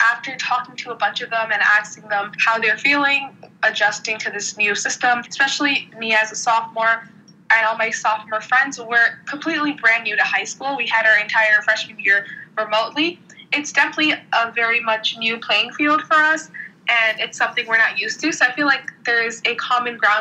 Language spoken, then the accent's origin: English; New York City, New York, United States; I'm from the Bronx, and I go to school at Stuyvesant, which is in Manhattan